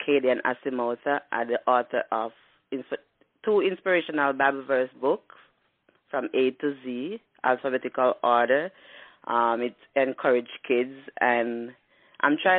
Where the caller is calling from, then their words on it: Pittsburgh, Pennsylvania, United States; I'm calling from Pennsylvania, Pittsburgh